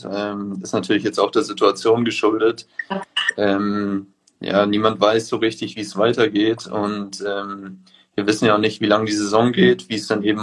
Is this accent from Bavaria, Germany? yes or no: yes; Munich, Bavaria, Germany; aber ich bin auch äh, gebürtiger Münchner.